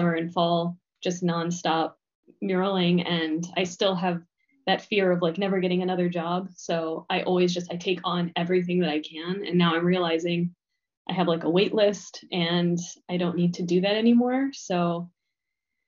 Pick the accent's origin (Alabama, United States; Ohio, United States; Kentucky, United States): Ohio, United States; Cincinnati; moved away as an adult; also born or lived in Kent, Ohio / Costa Rica; now in Chicago, United States; I grew up in Cincinnati, Ohio.